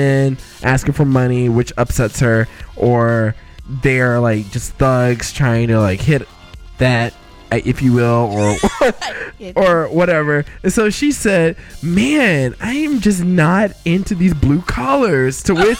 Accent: the South, United States; I'm from the South.

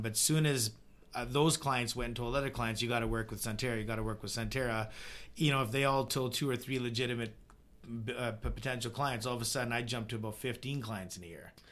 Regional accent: Vernon, British Columbia, Canada; growing up in Vernon

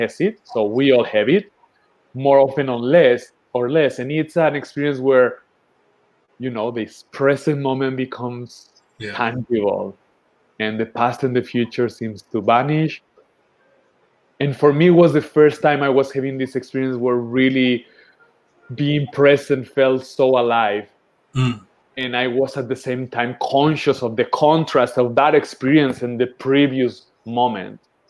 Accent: southern Spain, Spain; I'm growing up in a hippie community in the south of Spain. That's where I was born in Spain.

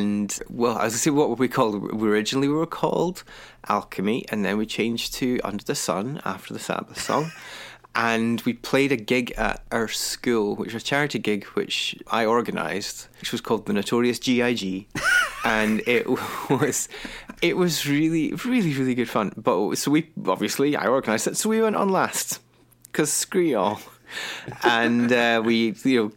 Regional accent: Kilwinning, Scotland, United Kingdom; also born or lived in Glasgow / Edinburgh; I grew up in a town called Kilwenning, which is in the west coast of Scotland

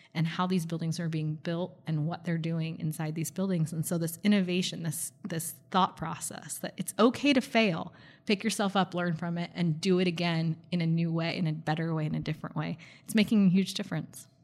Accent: Bay Area, California, United States; now in Gilbert, United States; I grew up in the Bay Area, so I grew up in really what was known as a, a thriving metropolitan area.

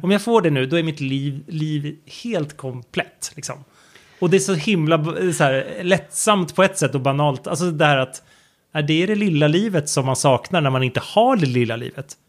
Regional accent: Sweden; hemma i Sverige

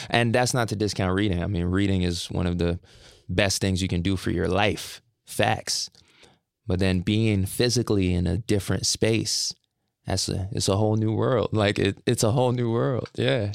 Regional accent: Brampton, Ontario, Canada; I say I'm from Toronto, then I specify I'm from Brampton, which is outside of Toronto.

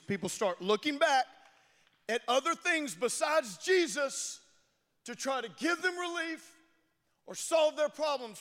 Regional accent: Louisiana, United States; I'm from Louisiana.

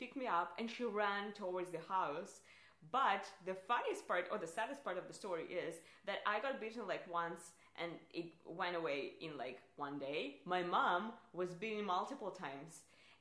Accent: Russia; English is a second language; I'm Russian

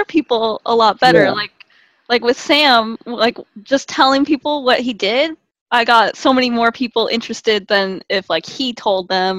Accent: Philippines; Yeah, I'm from a Filipino family, so like my I call Filipinos the Mexicans of Asia

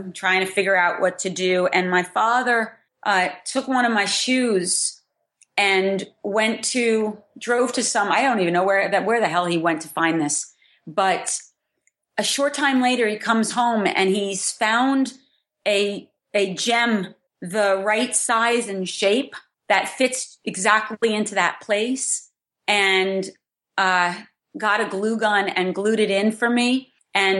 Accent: New Jersey, United States; Growing up in New Jersey, growing up and not really having any kind of formal education

